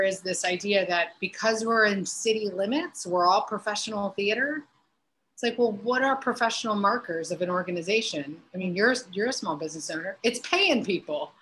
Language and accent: English; Hobart, Indiana, United States; now in Chicago, United States; my hometown of Hobart, like there's some in the Northwest Indiana area